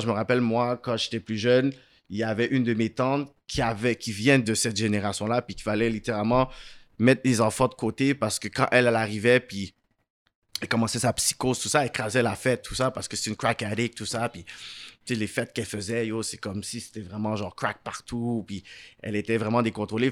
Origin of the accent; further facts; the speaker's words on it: Montreal, Quebec, Canada; also born or lived in Laval; je suis né à Saint-Michel. Ensuite, on a déménagé à Laval. Puis ensuite, euh, j'ai fait le reste de ma vie jusqu'à aujourd'hui de West Island